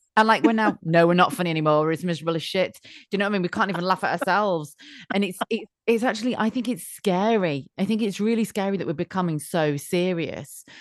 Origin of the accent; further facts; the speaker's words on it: United Kingdom; being British